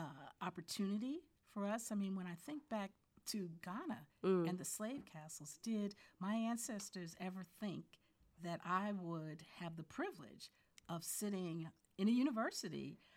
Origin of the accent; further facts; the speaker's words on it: Newark, New Jersey, United States; And then to leave Accra and remember that it is the sister city to my hometown of Newark, New Jersey.